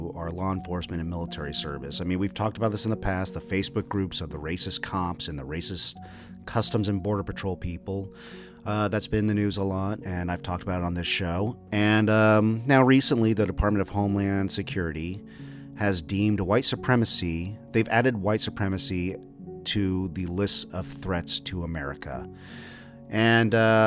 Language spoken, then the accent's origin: English; Texas, United States; I grew up in Texas, and I spent my formative years there